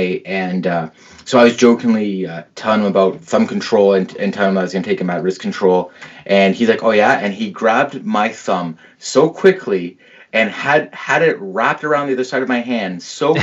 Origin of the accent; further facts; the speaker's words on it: Mississauga, Ontario, Canada; now in Milton, Canada; born and raised in Mississauga, moved out to Milton once I got married